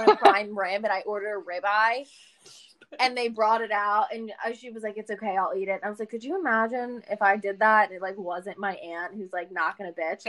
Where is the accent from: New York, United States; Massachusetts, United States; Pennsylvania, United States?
Pennsylvania, United States; Norristown; accent: Norristown accent; We have a Norristown accent.